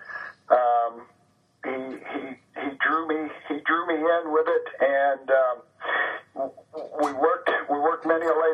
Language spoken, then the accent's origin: English; LaGrange, Ohio, United States; I'm from the metropolis of LaGrange, Ohio